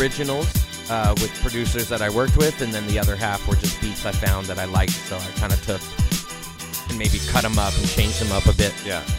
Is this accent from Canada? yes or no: yes; Canada; as a Canadian